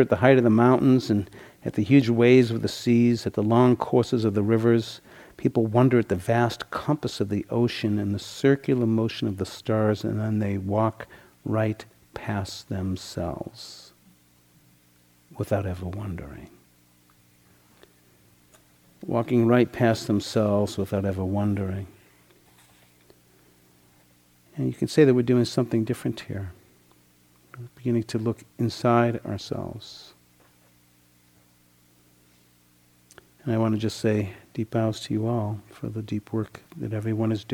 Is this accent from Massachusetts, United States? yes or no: yes; Boston, Massachusetts, United States; When I was 16, I grew up in the Boston area